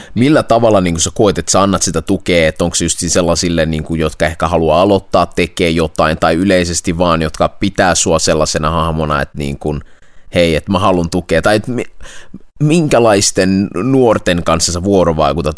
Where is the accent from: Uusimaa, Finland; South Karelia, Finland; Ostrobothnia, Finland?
Ostrobothnia, Finland; Vaasa; me kummatkin ollaan siis Vaasasta, Suomen länsirannikolta